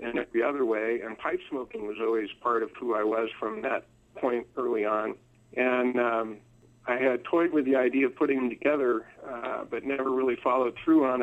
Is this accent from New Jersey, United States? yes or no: no; San Diego, California, United States; moved away as an adult; also born or lived in Los Angeles; now in Murray, United States; I grew up in San Diego, and most of my family still lives there. Born in Los Angeles, but then my family moved to the San Diego area when I was about 6 months old